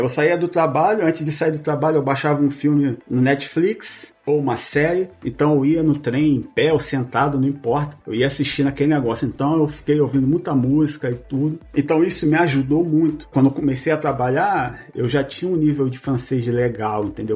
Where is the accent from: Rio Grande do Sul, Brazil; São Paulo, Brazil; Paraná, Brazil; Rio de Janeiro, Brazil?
Rio de Janeiro, Brazil; moved away as an adult; now in Quebec, Canada; Eu sou do Rio de Janeiro, venho do bairro da Zona Oeste do Rio de Janeiro, chama-se Cesarão.